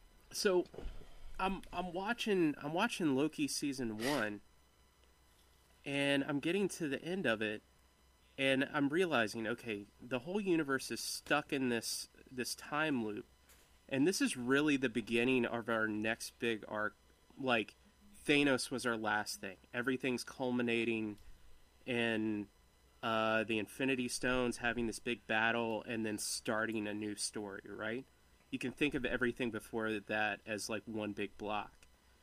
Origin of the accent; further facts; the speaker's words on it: Ireland; Okay. Well, I'm Irish.